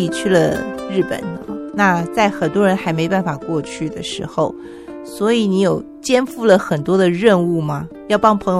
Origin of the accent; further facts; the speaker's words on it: Taiwan; 我以为会有一种孤单的感觉，就说哇，这里好像真的只有我一个台湾人这样子，